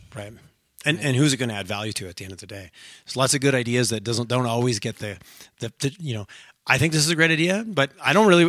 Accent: Quebec, Canada; moved away as an adult; I grew up in Quebec, small farming community

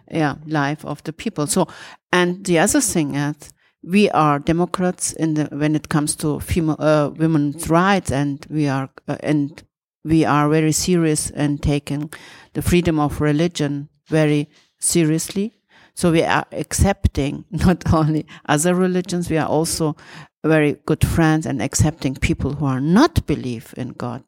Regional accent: Turkey; moved away; I'm coming from Turkey

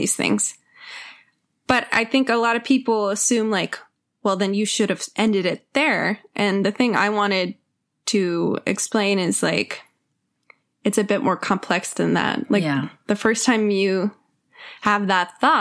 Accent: Texas, United States; I grew up in Texas and it's a great place to grow up.

